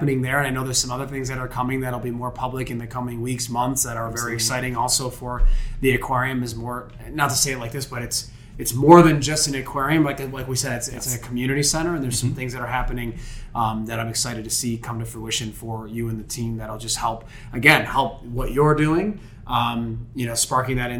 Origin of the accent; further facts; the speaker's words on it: Niagara Falls, New York, United States; I grew up in Niagara Falls